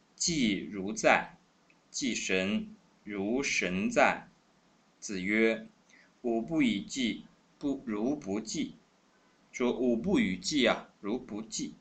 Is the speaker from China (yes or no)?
yes; China; 我们中国人每一个人都有祖先